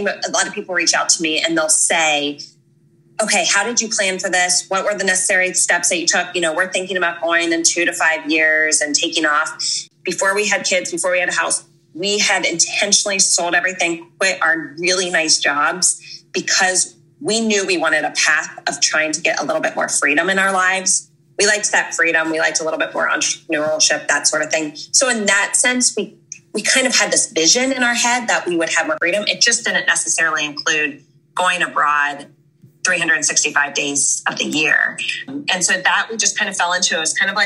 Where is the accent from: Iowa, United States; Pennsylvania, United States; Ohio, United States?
Ohio, United States; Cincinnati; moved away as an adult; also born or lived in Georgia; I grew up in Cincinnati, Ohio.